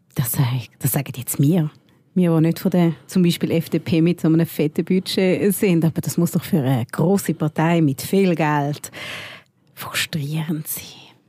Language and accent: German; Switzerland; bei uns in der Schweiz